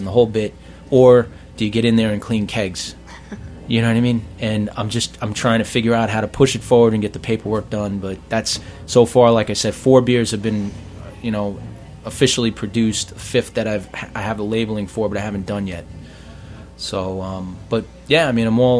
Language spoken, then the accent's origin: English; New York City, New York, United States; moved away as an adult; I was born in Maspeth.